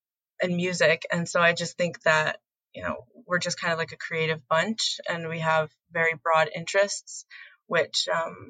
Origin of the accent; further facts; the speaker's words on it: Gayville, South Dakota, United States; I grew up in Gayville, South Dakota, which is just like in the southeastern corner of South Dakota